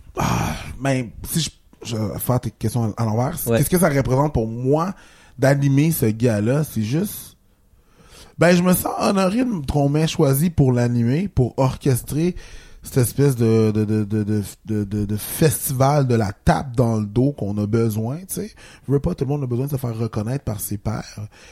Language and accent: French; Haiti; moved away